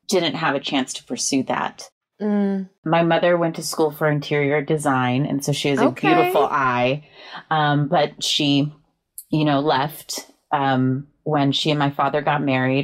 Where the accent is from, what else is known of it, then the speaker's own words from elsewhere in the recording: California, United States; I grew up in Cali